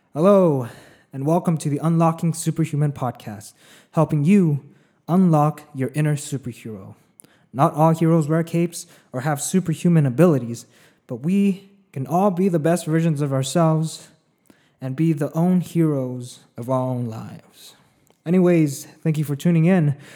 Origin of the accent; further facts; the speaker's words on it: a small town in the middle of California, United States; also born or lived in Philippines; now in Los Angeles, United States; I grew up in, uh, for the most part, know, in a small town in, the middle of California. I was born in the Philippines first, though. You know, I spent five years there